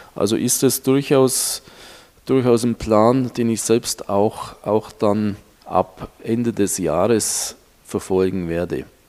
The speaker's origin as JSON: {"language": "German", "town": "Marktoberdorf", "region": "Bavaria", "country": "Germany", "tie": "born or raised there", "also_born_or_lived": "Munich", "moved": "as an adult", "lives_now": "Bangkok, Thailand", "said": "ein ganz normaler Ostallgäuer, geboren und aufgewachsen in Marktoberdorf"}